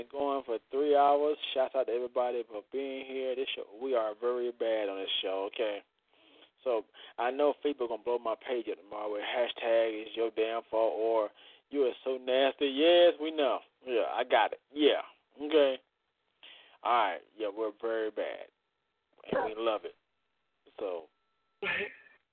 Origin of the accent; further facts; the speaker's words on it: Florida, United States; I'm from Florida